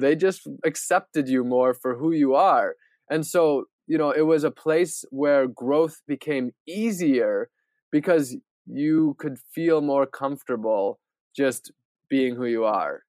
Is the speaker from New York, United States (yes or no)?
no; Wisconsin, United States; Growing up in Wisconsin, where pretty much everybody's white